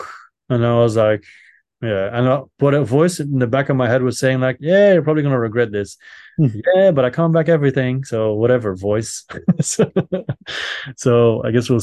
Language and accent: English; Belgium; I'm from Belgium